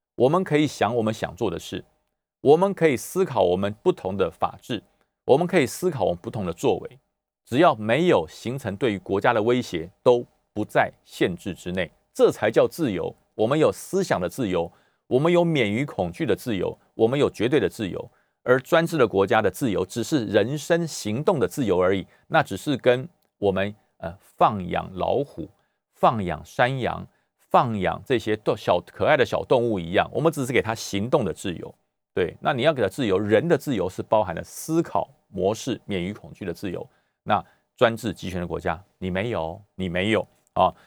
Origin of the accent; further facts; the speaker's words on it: Taipei, Taiwan; now in Taoyuan, Taiwan; 我在大安文山出生，可是我，我在桃园多久？二十六年，我都不敢称为自己是土生土长的桃园人